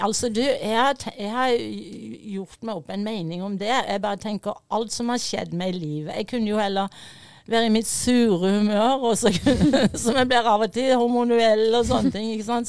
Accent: Fevik, Agder, Norway; moved away; also born or lived in United States; jeg vokste opp på Fevik

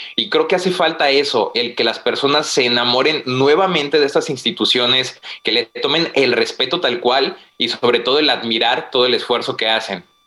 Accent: Guanajuato, Mexico; now in Tijuana, Mexico; Soy de Guanajuato, pero vivo en Tijuana.

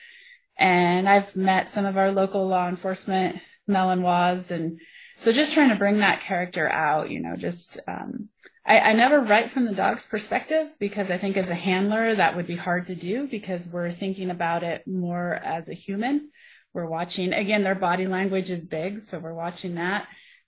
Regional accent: Colorado, United States; I grew up here in Colorado. I'm a Colorado native

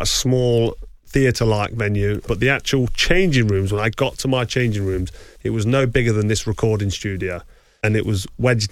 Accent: England, United Kingdom; we're English and American

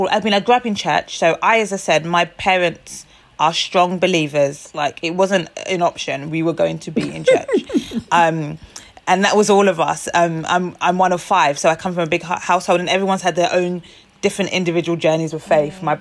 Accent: Nigeria; I'm Nigerian, just the rich culture, richness of our culture

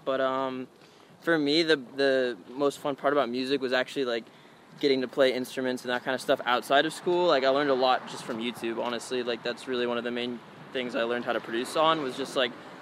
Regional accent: San Francisco, California, United States; also born or lived in Palo Alto; I was born in San Francisco, went to school there

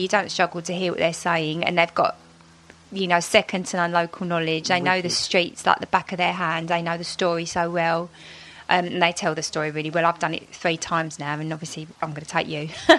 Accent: London, United Kingdom; we're both from London or live near London now.

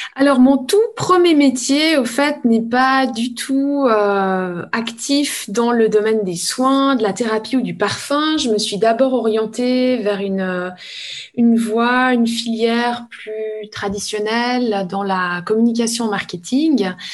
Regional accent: village of Evionnaz, Valais, Switzerland; je suis valaisanne. Je suis née dans le petit village d'Eviona

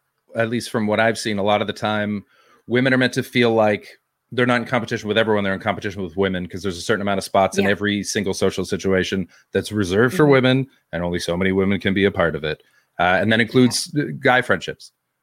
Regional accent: Canada; I'm not English. I'm Canadian.

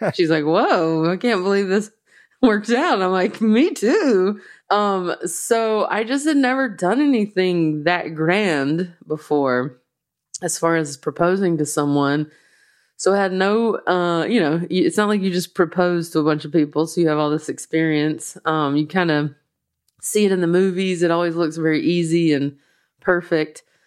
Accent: the South, United States; accent: slow Southern; my slow Southern accent

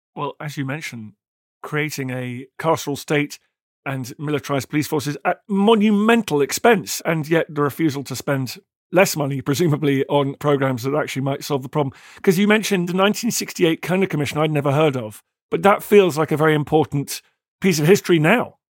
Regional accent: United Kingdom; as a Brit

